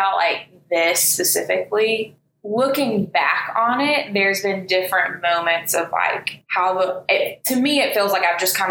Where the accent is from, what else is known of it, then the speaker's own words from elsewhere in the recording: Birmingham, Alabama, United States; also born or lived in Tuscaloosa; I grew up here in Birmingham. So graduated from Vestavia in 2012